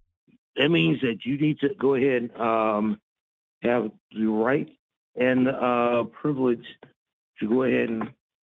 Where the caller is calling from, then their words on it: Philadelphia, Pennsylvania, United States; Hey, it's … from Philly.